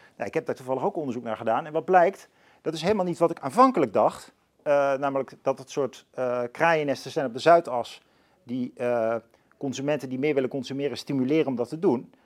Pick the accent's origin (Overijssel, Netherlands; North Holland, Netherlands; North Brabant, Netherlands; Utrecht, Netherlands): Utrecht, Netherlands; Leusden; ik ben opgegroeid in Leusden